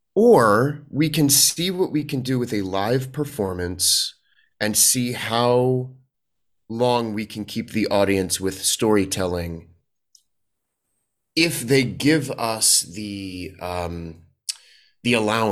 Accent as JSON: {"language": "English", "town": "Washington", "region": "District of Columbia", "country": "United States", "tie": "born or raised there", "also_born_or_lived": "New York", "lives_now": "Los Angeles, United States", "said": "I grew up in Washington, D.C., and then spent a lot of time doing theater in New York before moving out to L.A., so it's the New York LA actor experience is a pretty common one here."}